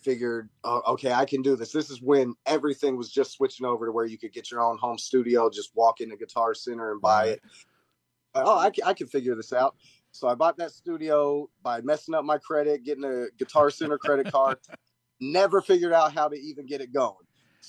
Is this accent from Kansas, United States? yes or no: yes; Wichita, Kansas, United States; also born or lived in Redbud, Illinois / Pittsburgh, Kansas / Omaha, Nebraska; now in Florida, United States; I was born in Redbud, Illinois, moved to another place in Illinois I can't think of, Pittsburgh, Kansas, then Omaha, Nebraska, then Wichita, Kansas, and that's where I spent my teens, so I say Wichita, okay.